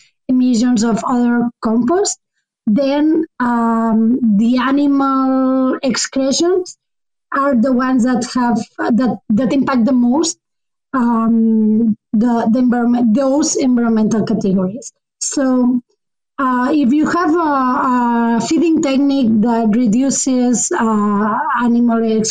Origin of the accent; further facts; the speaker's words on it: Spain; moved away as an adult; now in Canada; Currently, I'm doing my studies in Canada, but I'm originally from Spain